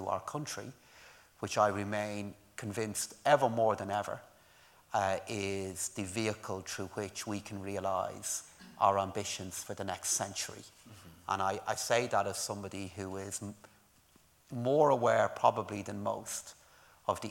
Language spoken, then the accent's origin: English; Ireland; moved away as an adult; also born or lived in London / Newcastle; I left Ireland in 1996 to go and work in the UK.